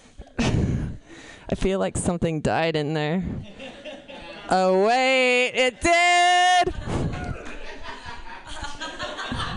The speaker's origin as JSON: {"language": "English", "region": "Kentucky", "country": "United States", "said": "I'm from Kentucky."}